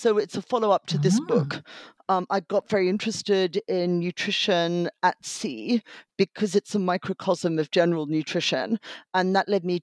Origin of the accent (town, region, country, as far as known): Australia; born or raised there; moved away